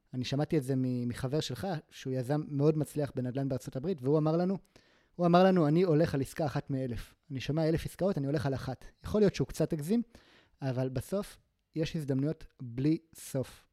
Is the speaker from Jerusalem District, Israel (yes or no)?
no; Gaza Envelope, Southern District, Israel; moved away; also born or lived in Tel Aviv; אני גדלתי בעוטף עזה